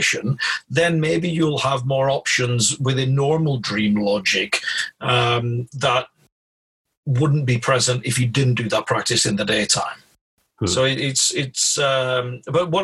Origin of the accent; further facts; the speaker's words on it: Blackburn, North West England, United Kingdom; I was born in Blackburn in Lancashire, so this is the curse of growing up in that area